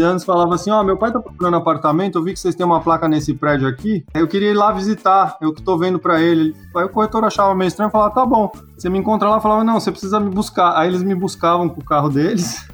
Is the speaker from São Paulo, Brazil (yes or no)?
yes; São Paulo, Brazil; moved away; Eu nasci em São Paulo, 1977, 42 para 43. Nasci no bairro de Perdizes, bairro tradicional de São Paulo